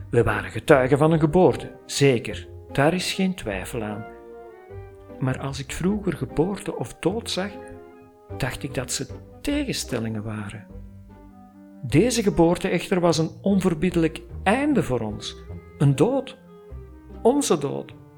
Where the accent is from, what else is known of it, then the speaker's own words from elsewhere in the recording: Flanders, Belgium; ik kom uit Vlaanderen. Ik werk er als freelance copywriter en storyteller